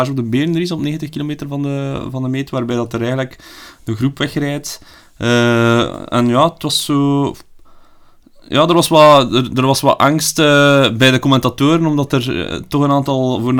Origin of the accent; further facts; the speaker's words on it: Belgium; Als Belgen zijnde dan